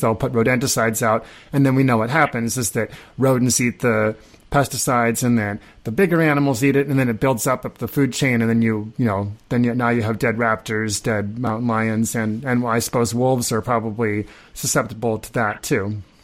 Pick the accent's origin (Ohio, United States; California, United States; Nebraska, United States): Nebraska, United States; I grew up in Nebraska.